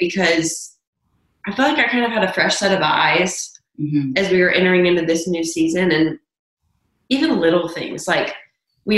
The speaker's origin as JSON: {"language": "English", "area": "Williamson County", "region": "Tennessee", "country": "United States", "tie": "born or raised there", "said": "growing up in Williamson County, where everyone is so affluent"}